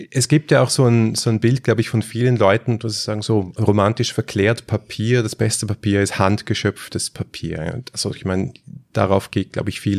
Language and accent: German; Switzerland; Und als Schweizer muss ich da jetzt einfach mal sagen, wer hat es erfunden?